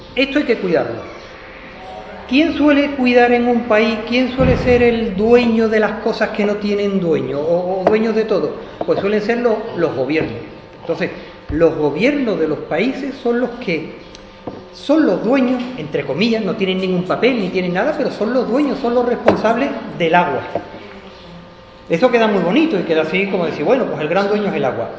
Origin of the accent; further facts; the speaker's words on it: Jerez de la Frontera, Andalusia, Spain; moved away as an adult; Yo nací aquí en Jerez. Lo que ocurre que, que me fui a estudiar fuera de Jerez